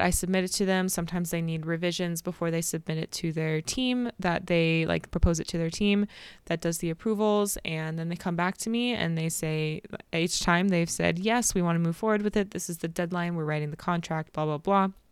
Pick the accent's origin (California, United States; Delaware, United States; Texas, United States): California, United States; I'm from California